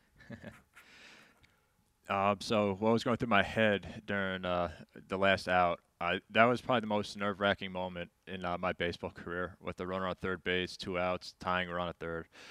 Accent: New York, United States; growing up as a kid, I grew up in New York

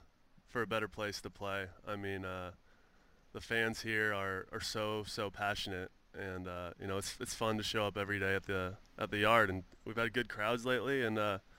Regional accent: San Francisco, California, United States; moved away as an adult; now in Philadelphia, United States; I'm from San Francisco area, so I grew up watching Barry Bonds.

